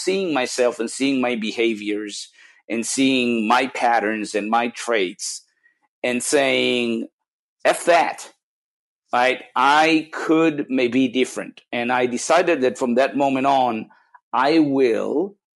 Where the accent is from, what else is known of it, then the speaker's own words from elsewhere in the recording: Israel; moved away; I'm come from Israel originally